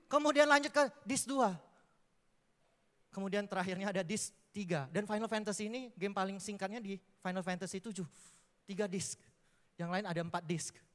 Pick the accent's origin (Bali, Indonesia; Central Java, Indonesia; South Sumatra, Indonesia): South Sumatra, Indonesia; Palembang; saya aslinya orang Palembang dan saya bisa di Surabaya karena anugerah Tuhan, bukan kebetulan karena saya terpilih